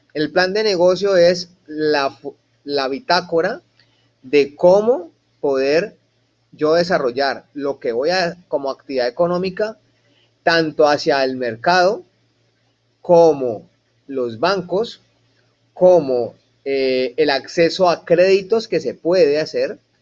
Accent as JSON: {"language": "Spanish", "country": "Colombia", "moved": "yes", "lives_now": "United States", "said": "yo como empresario colombiano"}